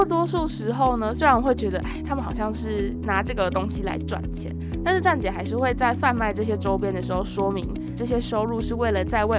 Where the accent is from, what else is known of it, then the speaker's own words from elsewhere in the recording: Taiwan; 我们是台湾的粉丝